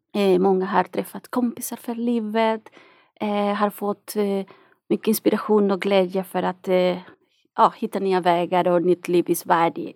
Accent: Nicaragua; Swedish is a second language; moved away as an adult; now in Sweden; jag kommer från Nicaragua

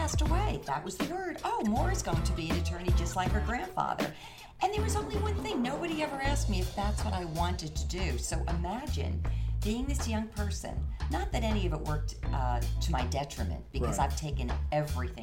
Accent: New Jersey, United States; moved away as an adult; also born or lived in Boston; now in Florida, United States; I grew up in New Jersey, went to school in Boston

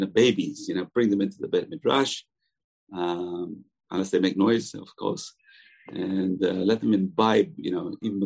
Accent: England, United Kingdom; moved away; I was raised in England

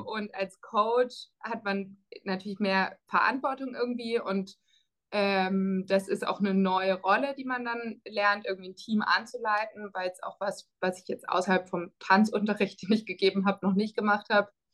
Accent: Freiburg, Baden-Württemberg, Germany; moved away as an adult; also born or lived in Netherlands / France; now in Cambridge, United States; ich komme aus Freiburg ursprünglich, das ähm, vielleicht dazu. Das heißt, ich kannte die Stadt schon und ich mag meine Heimatstadt auch sehr gern

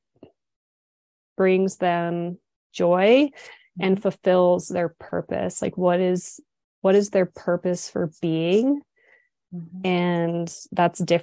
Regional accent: United States; also born or lived in Switzerland / Dubai; now in Montana, United States; I am like as American as they get. I'm Irish, Scottish, American, Indian, English

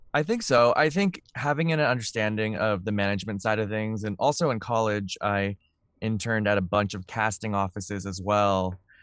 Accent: Vancouver, British Columbia, Canada; I grew up in Vancouver

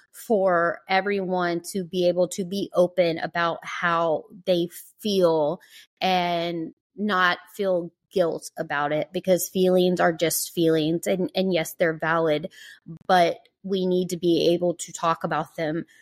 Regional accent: Georgia, United States; I grew up in the South, on the East Coast, in Georgia

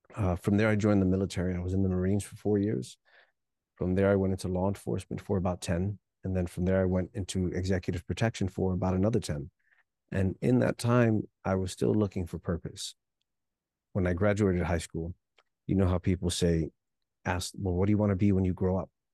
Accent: New York City, New York, United States; also born or lived in Hialeah, Florida; born in Hialeah, Florida, but I grew up in New York City

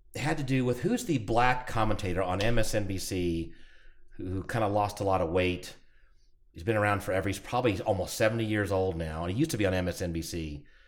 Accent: Atlanta, Georgia, United States; moved away; I'm from Atlanta area

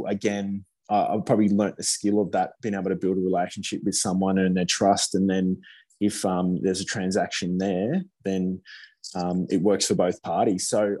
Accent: Gold Coast, Queensland, Australia; I grew up in Queensland

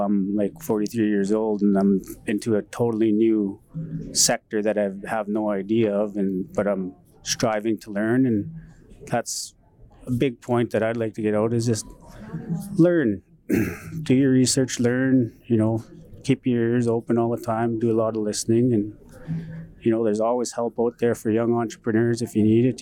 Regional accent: Paddle Prairie Métis Settlement, Alberta, Canada; I grew up in Paddle Prairie Métis settlement

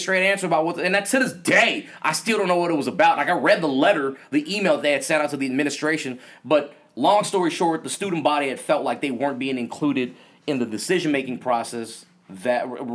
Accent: White Center, Washington, United States; also born or lived in Vietnam / New York; I grew up on the West Side and White Center

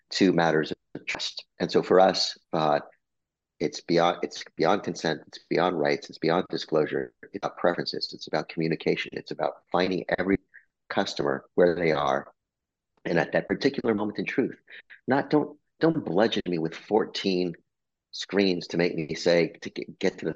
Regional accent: Albuquerque, New Mexico, United States; moved away; I'm a Mexican-American kid from Albuquerque, New Mexico. I was born in New Mexico.

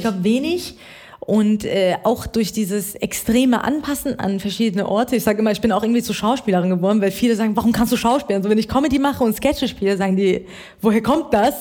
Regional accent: Iran; now in Germany

